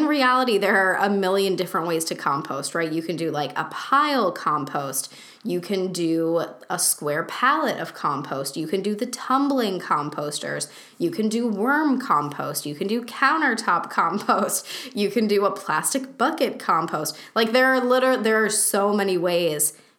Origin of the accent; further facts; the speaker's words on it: United States; the societal norms that I grew up with here in the United States